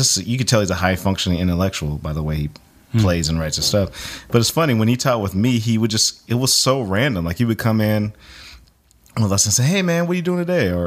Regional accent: Bay Area, California, United States; moved away as an adult; also born or lived in San Francisco / New Jersey / Nashville; I was born in San Francisco, and then we moved to the other side of the Bay. I basically grew up in the southern tip of the Bay Area, which was halfway between San Jose and Oakland

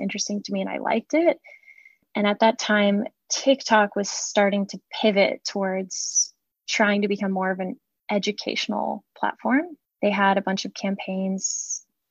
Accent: St. Augustine, Florida, United States; I grew up in St. Augustine, Florida

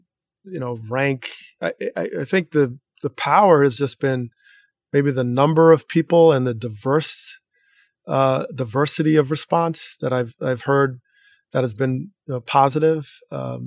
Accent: Teaneck, New Jersey, United States; the experience I had growing up in Teaneck

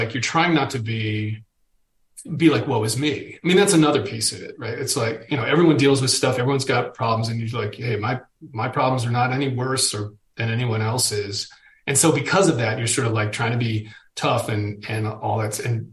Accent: Boston, Massachusetts, United States; I'm a Boston dude

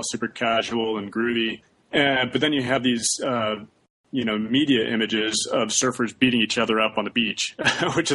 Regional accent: Santa Barbara, California, United States; I was from Santa Barbara also

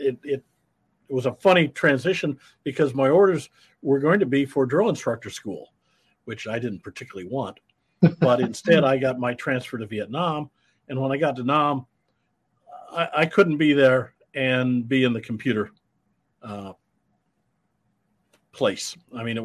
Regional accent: Iowa, United States; I'm a Midwestern boy. I grew up in Iowa

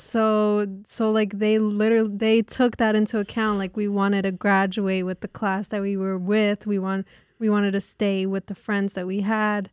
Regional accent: Newark, New Jersey, United States; I grew up, I was born literally in Newark and lived in Newark

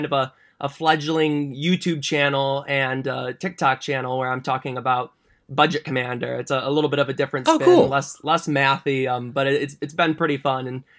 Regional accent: Detroit, Michigan, United States; So I'm from the Detroit area. So I'm over in Michigan

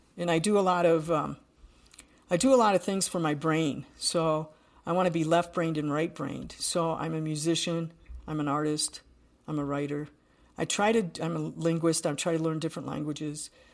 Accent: Buffalo, New York, United States; I'm from Buffalo, New York, so from the East Coast

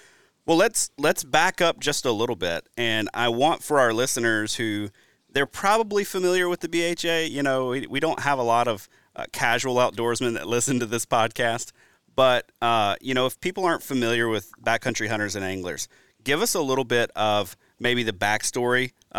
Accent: Alabama, United States; also born or lived in Louisiana; now in Wisconsin, United States; coming from the Deep South, I grew up in Alabama, then moved to Wisconsin, actually from Louisiana.

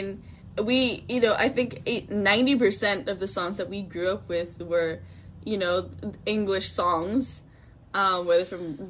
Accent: Macau; we grew up in Macau

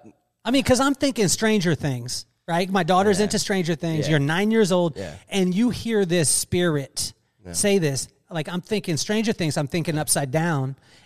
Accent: Lompoc, California, United States; You did catch Lompoc, though. I'm from Lompoc, so.

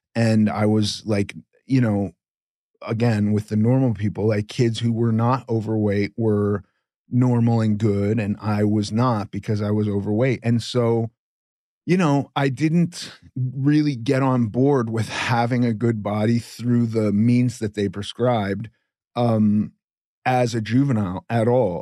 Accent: Los Angeles, California, United States; I grew up in Los Angeles

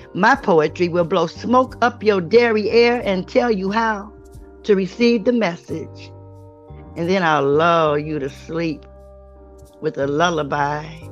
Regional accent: Cleveland, Ohio, United States

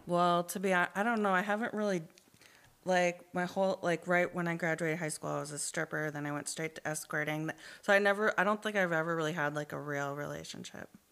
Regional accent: Duluth, Minnesota, United States; moved away as an adult; also born or lived in Twin Cities, Minnesota; now in Minneapolis, United States; technically I'm from Duluth and I moved to the Twin Cities area in 2011

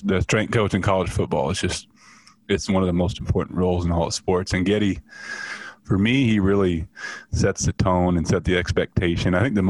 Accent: Atlantic, Iowa, United States; Growing up in Atlantic and being, the only black person in my graduating class and one of few people in town.

